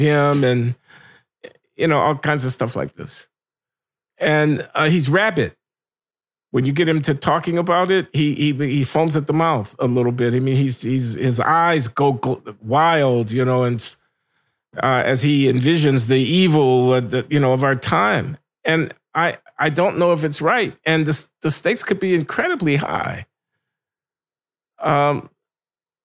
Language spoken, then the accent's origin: English; United States; as an American